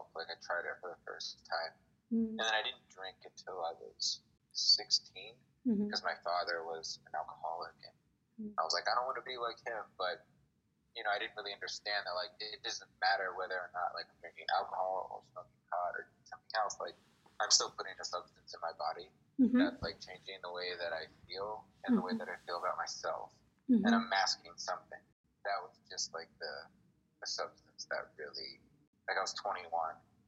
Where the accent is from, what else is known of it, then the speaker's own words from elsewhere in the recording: Lancaster, Pennsylvania, United States; moved away as an adult; also born or lived in Philadelphia, Pennsylvania / Arizona; growing up in Lancaster